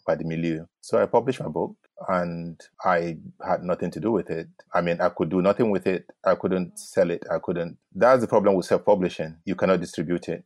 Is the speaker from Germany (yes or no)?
no; Gombe State, Nigeria; also born or lived in Bauchi; I'm from Gombe State